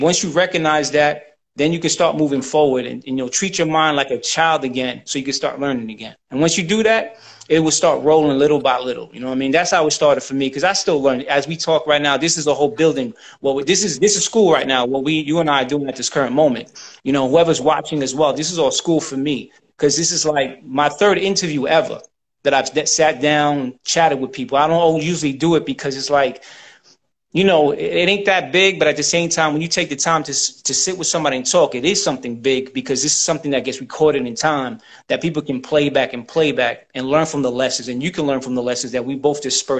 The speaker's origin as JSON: {"language": "English", "country": "United States", "said": "See, my nationality is I'm American, you know, but I descend from Puerto Rico."}